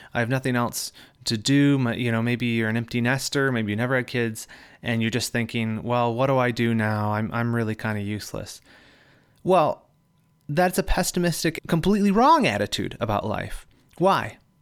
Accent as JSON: {"language": "English", "region": "Michigan", "country": "United States", "tie": "born or raised there", "moved": "yes", "lives_now": "California, United States", "said": "I am moving from California back to my home state of Michigan."}